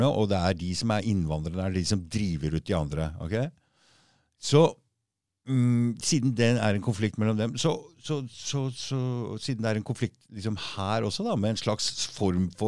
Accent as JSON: {"language": "Norwegian", "region": "Oslo", "country": "Norway", "accent": "østkant-Oslo dialect", "said": "jeg har østkantdialekt"}